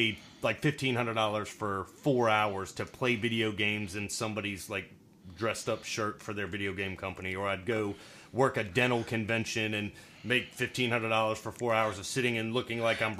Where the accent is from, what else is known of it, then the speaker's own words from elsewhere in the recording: the South, United States; accent: Southern; Because it was strong Southern in that point to them. They're like, you're definitely not from here.